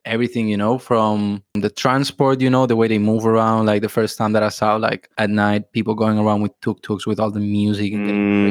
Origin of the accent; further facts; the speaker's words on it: Barcelona, Catalonia, Spain; moved away as an adult; now in Thailand; I'm from Spain, from Barcelona, and I've been traveling around the world for like five years now. And yeah, recently moved to Thailand.